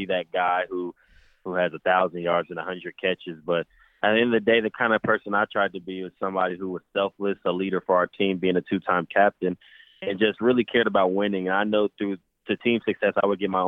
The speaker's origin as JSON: {"language": "English", "town": "Indianapolis", "region": "Indiana", "country": "United States", "said": "I'm from Indianapolis, so I got to have some pretty big games in Lucas Oil Stadium"}